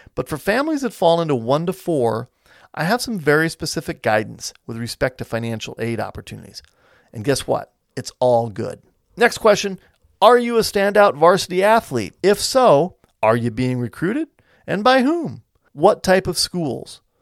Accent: United States

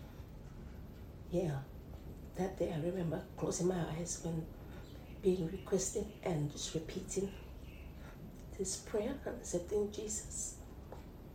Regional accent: Cook Islands; I'm from Palmerston Island. Yeah, where I was raised there with my siblings.

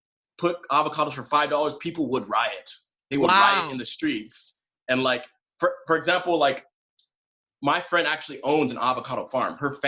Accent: San Diego, California, United States; moved away as an adult; now in South Korea; I'm from San Diego, California. Mm-hmm. I've been living and working in Korea as an English teacher for about 5 years now.

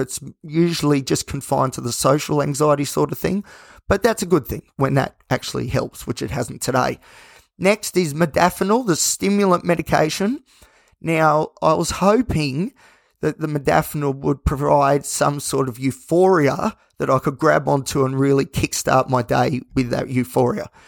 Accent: Australia; as an Aussie. It's all part of our, our very thin culture that we have

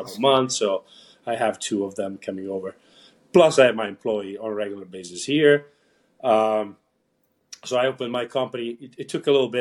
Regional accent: Italy; moved away as an adult; now in United States; I was born and raised in Italy.

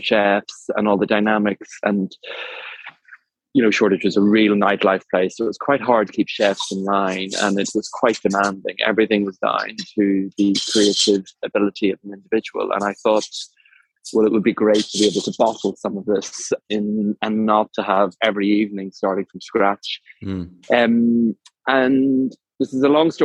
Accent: Ireland; I am an Irishman, entrepreneur

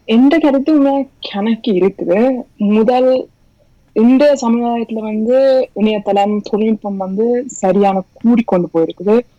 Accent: Norway; moved away as an adult; now in Bergen, Norway; நான் பிறந்து வளர்ந்தது எல்லாம் ஸ்டூடெண்ட்ல தான்

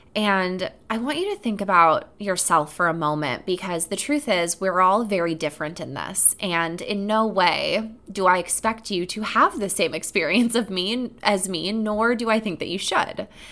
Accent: Sheboygan, Wisconsin, United States; moved away; I was visiting my hometown for the first time in about six years

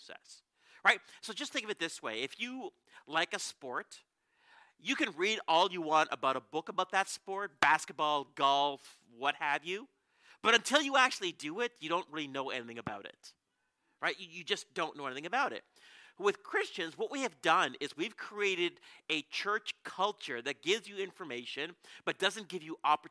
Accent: Canada; We're from Canada.

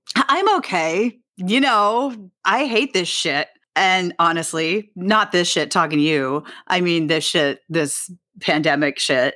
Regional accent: New York City, New York, United States; I grew up on the Upper West Side, so I grew up like five blocks from where I live now

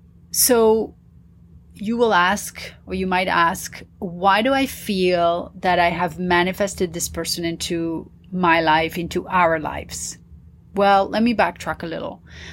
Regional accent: Paris, Île-de-France, France; also born or lived in New York / Dubai / London / India; growing up in Paris, you know, living in Dubai, of course, living in London was kind of, you know, half and half. But living in India as well

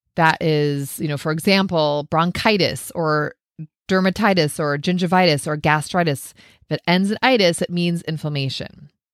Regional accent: Minnesota, United States; I grew up in Minnesota

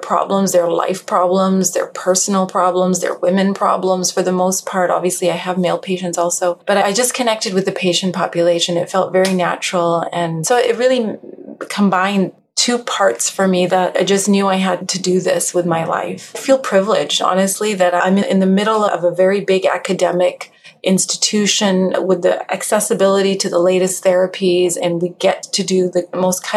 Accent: Western Canada, Canada; moved away as an adult; also born or lived in Edmonton; I started in Canada. I'm Canadian. Western Canada as well.

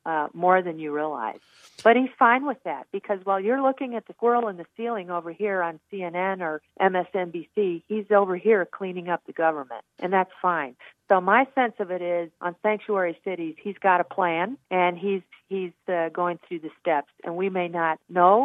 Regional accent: Kentucky, United States; now in Arizona, United States; I was born in Kentucky.

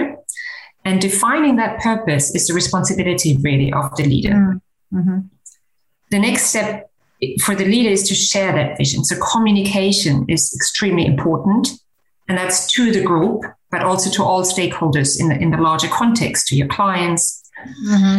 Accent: Germany; also born or lived in Canada / United Kingdom / San Francisco, United States / North Carolina, United States; now in Luxembourg; I grew up in Germany, and during my education, I lived in Canada, in the UK, and in the US, both in San Francisco and in North Carolina

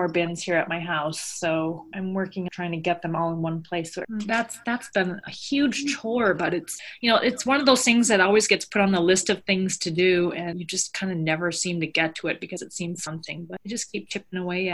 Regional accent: Midwest, United States; now in New York City, United States; I love being back in the Midwest with all my people out there

